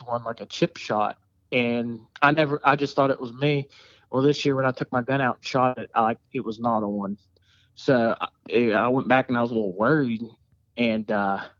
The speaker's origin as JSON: {"language": "English", "town": "Salem", "country": "United States", "said": "I'm from Salem"}